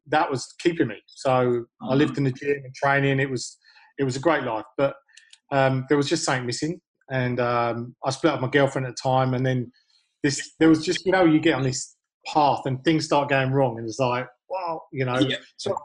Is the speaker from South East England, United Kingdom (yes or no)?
no; Hounslow, London, United Kingdom; moved away as an adult; now in Australia; I grew up in Hounslow, a place made famous only by Bend It Like Beckham